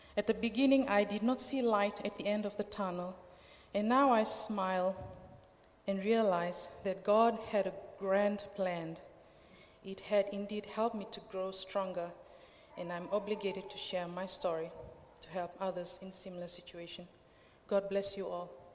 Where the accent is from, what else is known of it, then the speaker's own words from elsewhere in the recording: Fiji; moved away as an adult; now in Australia; I'm from Fiji, um, Fiji Islands